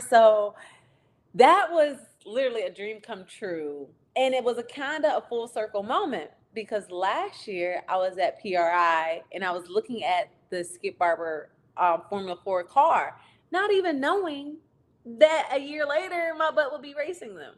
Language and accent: English; Virginia, United States